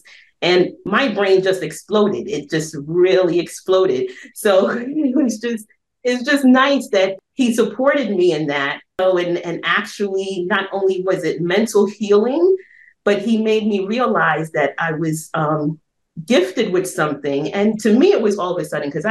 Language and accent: English; New York City, New York, United States; I'm originally from Brooklyn